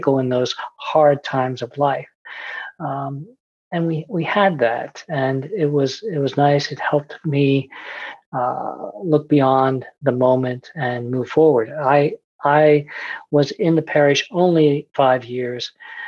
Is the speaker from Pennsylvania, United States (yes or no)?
yes; central Pennsylvania, United States; where I grew up in central Pennsylvania, and I was a PK, a preacher's kid